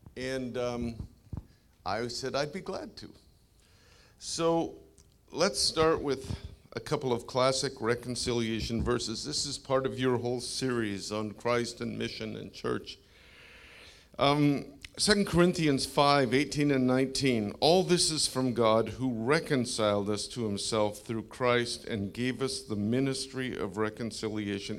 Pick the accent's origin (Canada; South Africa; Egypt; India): Canada; now in United States; I'm a Canadian.